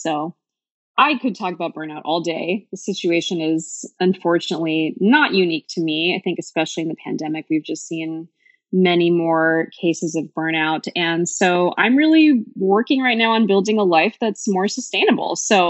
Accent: California, United States; now in Portland, United States; So I am originally from the Bay Area, and I moved to Portland 3 years ago during deep, dark COVID.

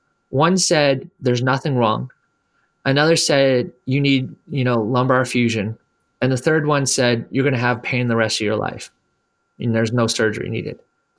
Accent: Canada; moved away as an adult; also born or lived in Miami, United States; now in United States; I grew up in Canada. I came to the United States

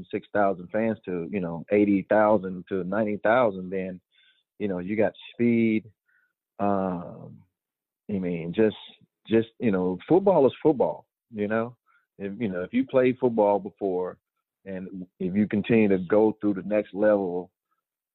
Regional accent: Georgia, United States; moved away; I was a Georgia boy. I was born in Georgia.

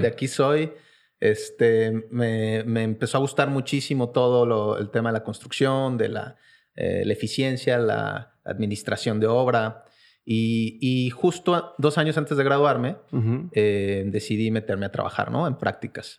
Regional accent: Querétaro, Mexico; also born or lived in Mexico City; pero crecí en la ciudad de Querétaro

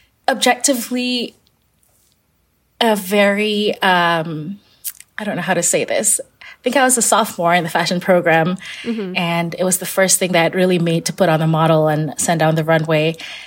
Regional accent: Kuala Lumpur, Federal Territory of Kuala Lumpur, Malaysia; I grew up in Kuala Lumpur, Malaysia, and she would encourage me to pick out a few fabrics

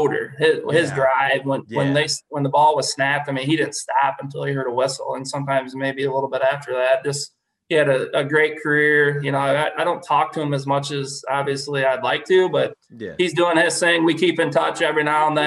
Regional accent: Illinois, United States; we're from Illinois

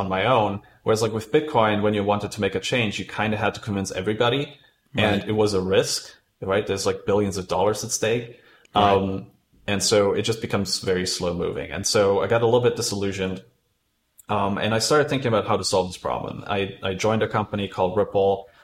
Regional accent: Germany; now in United Kingdom; I'm originally from Germany and I moved to UK

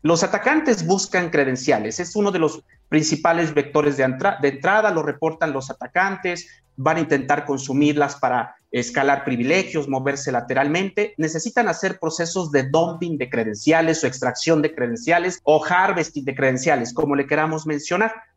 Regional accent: San Luis Potosí, Mexico; soy nativo, soy oriundo de San Luis Potosí, de la capital

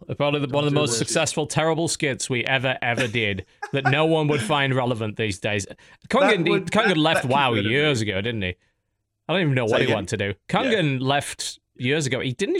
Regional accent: United Kingdom; I'm British. I'm like nationally obligated to do that.

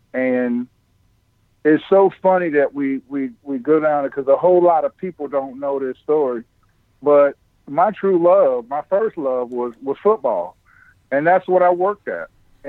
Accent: Wilmington, North Carolina, United States; I grew up down in Wilmington with Mike

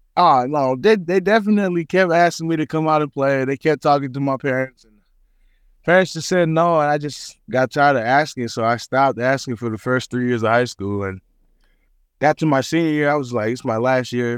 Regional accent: Hawaii, United States; moved away as an adult; also born or lived in Garden City, Kansas; now in Manhattan, Kansas, United States; I'm, I'm Samoan. I'm, I'm from Hawaii

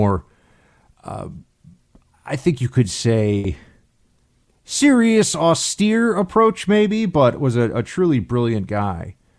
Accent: New York City, New York, United States; the private Catholic school that I went to growing up in New York City

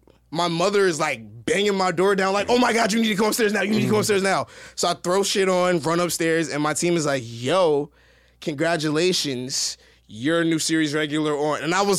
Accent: New Jersey, United States; accent: East Coast; I'm from Jersey, so I kind of already had like that East Coast flavor or whatever.

